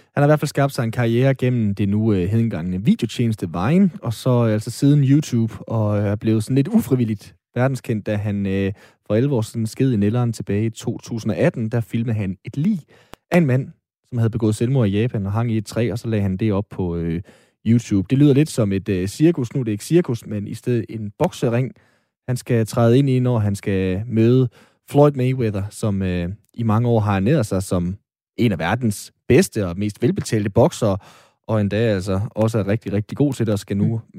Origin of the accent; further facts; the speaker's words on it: Aalborg, North Denmark Region, Denmark; Aalborg Kommune, hvor jeg er fra